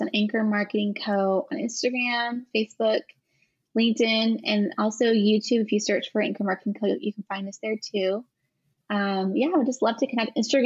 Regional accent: California, United States; moved away; I am originally from California

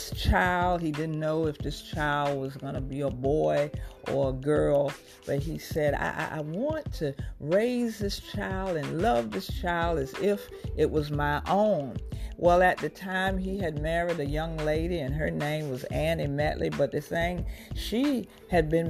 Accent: Portsmouth, Virginia, United States; I grew up in Portsmouth, Virginia, and I was an honor student

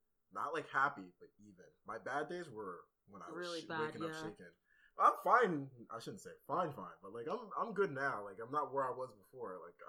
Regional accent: Nigeria; I'm Nigerian, so it's kind of like, it's like all the same thing, kind of.

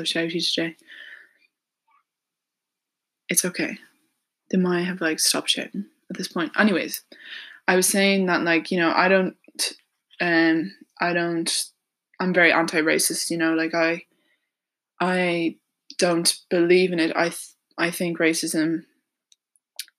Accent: Ireland; I'm 18 years old and I'm from Ireland.

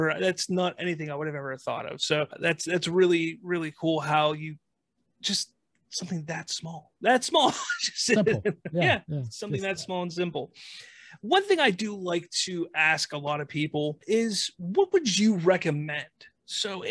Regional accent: Pittsburgh, Pennsylvania, United States; I'm from Pittsburgh

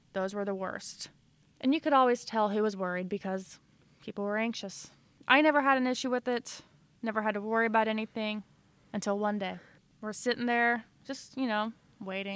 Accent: Illinois, United States; now in Missouri, United States; And I'm originally from Illinois, and I now live in Missouri.

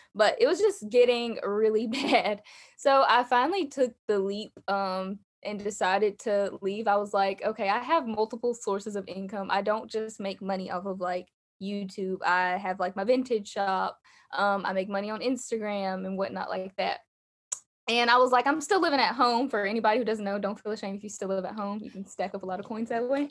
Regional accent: Alabama, United States; I'm from Alabama. You guys can probably hear that in my accent.

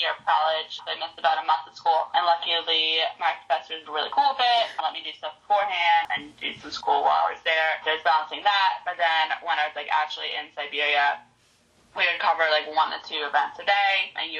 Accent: D.C. area, Maryland, United States; now in Denver, United States; I'm originally from the Maryland, D.C. area

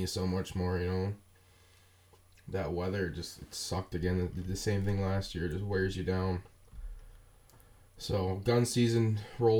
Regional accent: Wisconsin, United States; we're from Wisconsin

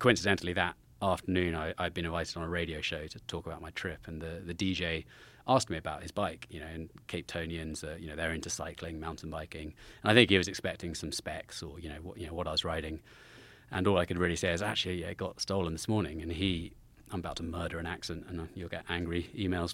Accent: Salisbury, South West England, United Kingdom; just close to Salisbury in the southwest of England. Uh, I, about ten miles from Stonehenge, down there

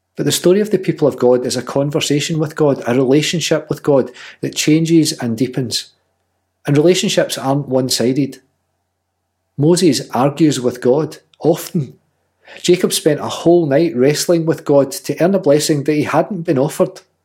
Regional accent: Scotland, United Kingdom; she's just as Scottish as I am

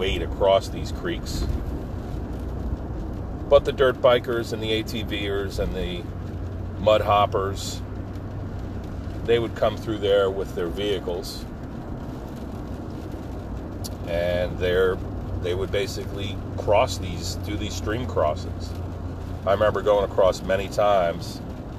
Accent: Pine Barrens, New Jersey, United States; growing up in the Pine Barrens

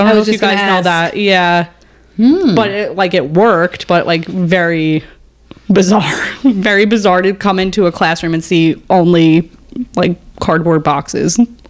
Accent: Edison, New Jersey, United States; born or raised there

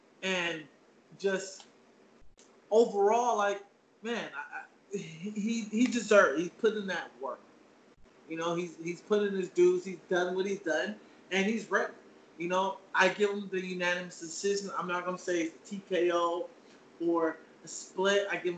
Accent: Alameda, California, United States; I'm from the Bay Area. Alameda is where I'm from. Oakland Arena is my spot.

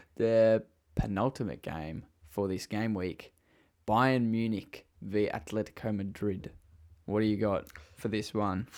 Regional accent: Australia; accent: Australian; I have an Australian accent.

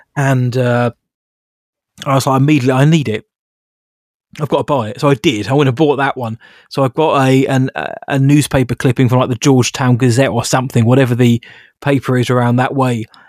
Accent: United Kingdom; I'm British

